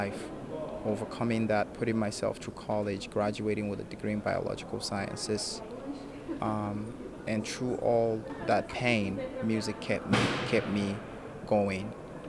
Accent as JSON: {"language": "English", "country": "Nigeria", "tie": "born or raised there", "also_born_or_lived": "Oklahoma, United States", "moved": "yes", "lives_now": "California, United States", "said": "I was born in Oklahoma. I grew up in Nigeria. Right now I live in California."}